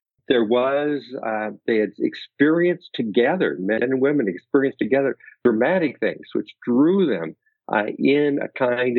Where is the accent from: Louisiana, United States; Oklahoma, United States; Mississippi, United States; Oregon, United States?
Oregon, United States; now in Naperville, United States; my small town that I grew up in Oregon